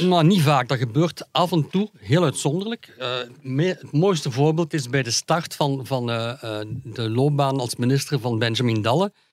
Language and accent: Dutch; Hasselt, Flanders, Belgium; Ik ben van Hasselt